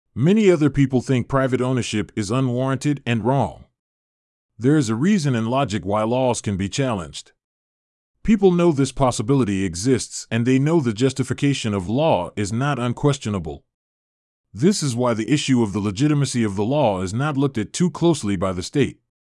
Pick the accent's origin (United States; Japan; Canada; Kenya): Canada; As Canadian citizens